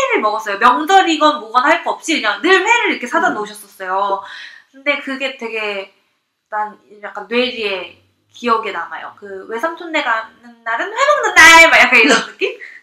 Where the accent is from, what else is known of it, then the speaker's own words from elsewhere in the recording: Seoul, South Korea; 저 서울이 고향이거든요.